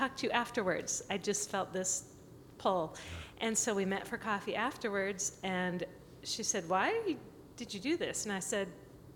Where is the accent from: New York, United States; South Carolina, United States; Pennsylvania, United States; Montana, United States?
Montana, United States; moved away; back in my home state of Montana